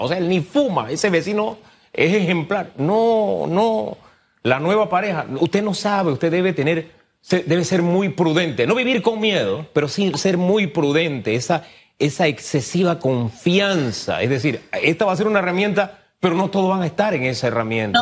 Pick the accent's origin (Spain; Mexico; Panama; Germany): Panama; nosotros como panameños